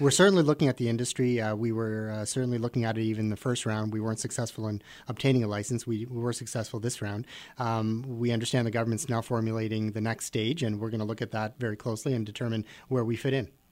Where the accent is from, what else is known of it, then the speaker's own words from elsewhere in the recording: Richmond Hill, Ontario, Canada; I'm from Richmond Hill